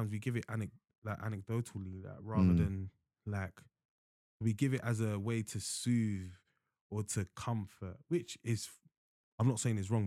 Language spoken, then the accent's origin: English; United Kingdom; also born or lived in Nigeria; we're second generation, whatever you got, or first generation, whatever, born here